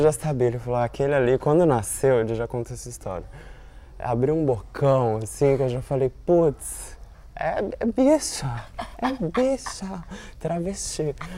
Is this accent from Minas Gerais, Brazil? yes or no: no; São Paulo, Brazil; moved away as an adult; now in Rio de Janeiro, Brazil; eu sou de São Paulo